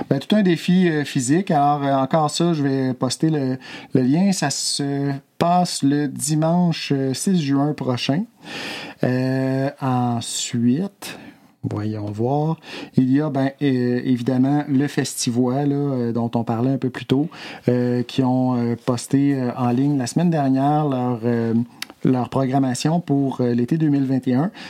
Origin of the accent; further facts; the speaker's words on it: Opitciwan, Quebec, Canada; moved away; Je garde de très beaux souvenirs de mon enfance à Opichiwan. Mes journées à jouer dehors, été comme hiver, beau temps, mauvais temps.